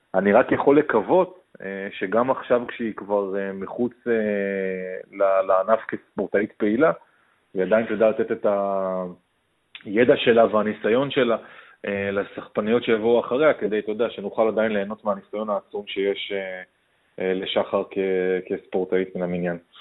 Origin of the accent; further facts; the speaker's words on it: Israel; בתור ישראלי ממוצע